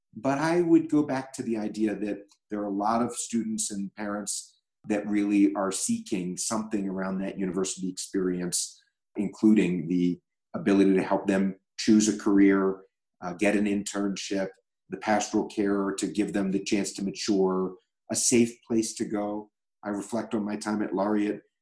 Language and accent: English; Baltimore, Maryland, United States; a publicly traded company based in my hometown of Baltimore